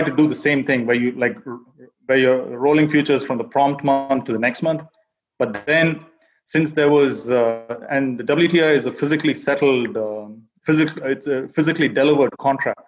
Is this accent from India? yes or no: yes; India; moved away as an adult; now in United States; I was born and raised in India, and then I came to the U.S. for my MBA, and that was around 10 years ago